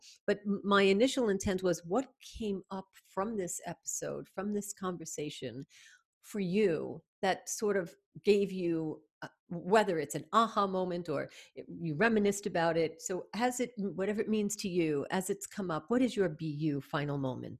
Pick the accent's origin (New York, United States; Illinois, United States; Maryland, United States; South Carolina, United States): New York, United States; New York City; moved away as an adult; now in Canada; Although I'm from New York and came to Canada 30 years ago, a little bit more.